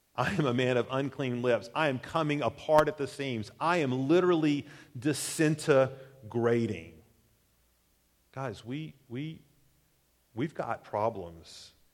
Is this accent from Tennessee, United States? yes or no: yes; Chattanooga, Tennessee, United States; moved away; my hometown, Chattanooga